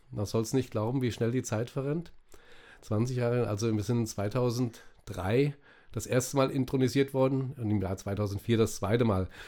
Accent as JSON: {"language": "German", "town": "Fulda", "region": "Hesse", "country": "Germany", "tie": "born or raised there", "said": "In Niesig. Die ersten, meine ersten vier Lebensjahre habe ich in Niesig gewohnt."}